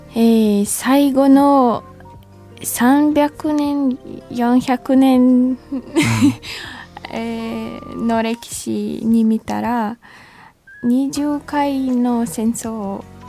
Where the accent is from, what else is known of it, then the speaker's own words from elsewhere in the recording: Ukraine; Japanese is a second language; now in Japan; 私はウクライナ出身の23歳で、今は日本で生活しています。